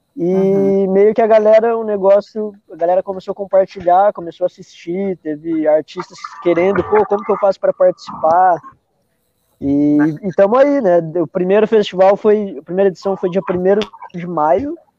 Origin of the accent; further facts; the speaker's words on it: Araraquara, São Paulo, Brazil; moved away; also born or lived in Pelotas, Rio Grande do Sul; Eu sou do interior de São Paulo, Araraquara